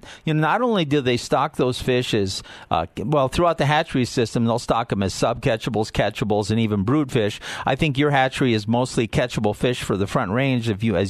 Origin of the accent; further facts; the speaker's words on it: Midwest, United States; now in Colorado, United States; I came from the Midwest